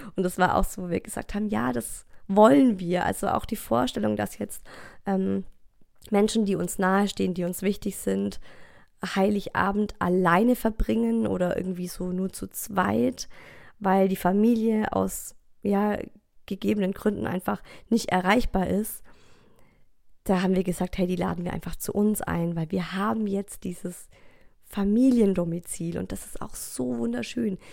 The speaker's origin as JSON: {"language": "German", "area": "Ore Mountains", "region": "Saxony", "country": "Germany", "tie": "born or raised there", "moved": "yes", "said": "Ich bin im Erzgebirge aufgewachsen, dem Weihnachtsland Deutschlands"}